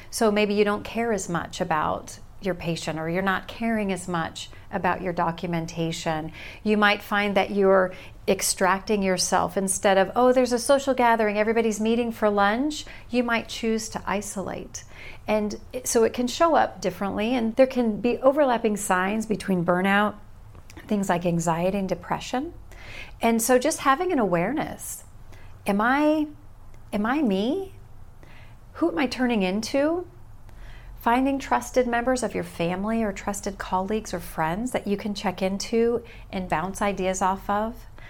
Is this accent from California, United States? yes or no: yes; California, United States; moved away as an adult; also born or lived in Omaha, Nebraska; now in Salem, United States; I was born and raised in California